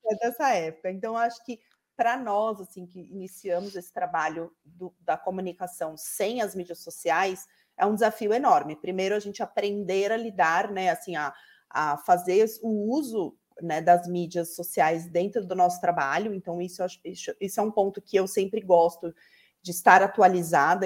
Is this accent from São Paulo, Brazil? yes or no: yes; São Paulo, Brazil; accent: urban São Paulo; eu estou no urbano em São Paulo, pelo meu sotaque, todo mundo já, já percebe